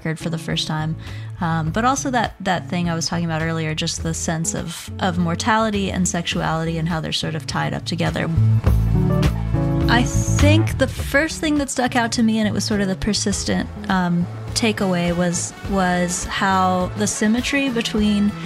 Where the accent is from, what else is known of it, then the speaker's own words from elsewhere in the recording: Shenandoah Valley, Virginia, United States; now in New Orleans, United States; I grew up in the Shenandoah Valley of Virginia, and then I kind of bounced all around the country, and I ended up in New Orleans